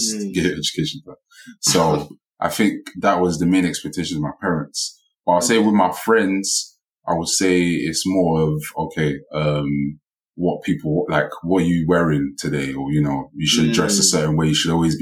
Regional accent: Nigeria; I'm Nigerian.

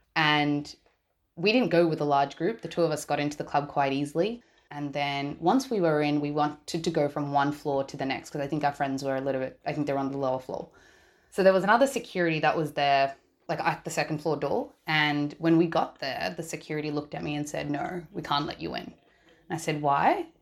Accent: Australia; I am a Sri Lankan born and raised in Australia

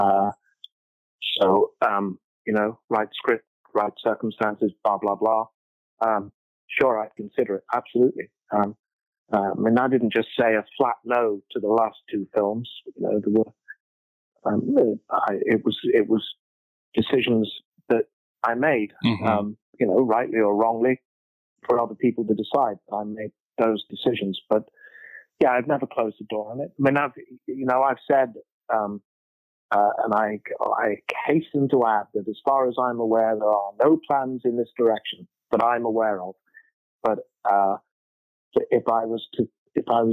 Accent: Liverpool, North West England, United Kingdom; Bill Shankly was the manager of my football club when I was growing up in Liverpool.

